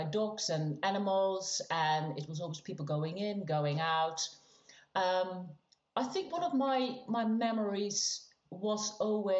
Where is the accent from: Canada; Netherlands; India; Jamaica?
Netherlands; moved away as an adult; now in England; I grew up in the Netherlands. I'm in England now.